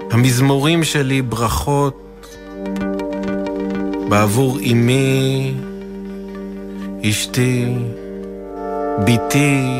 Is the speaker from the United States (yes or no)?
no; Psagot, West Bank, Palestine; ואני גדלתי בפסגות, בהתנחלות.